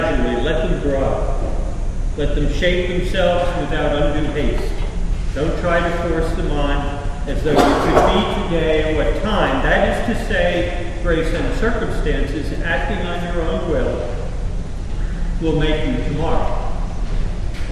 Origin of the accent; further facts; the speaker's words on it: Elizabeth, New Jersey, United States; I was born in Elizabeth, New Jersey, to two practicing Catholic parents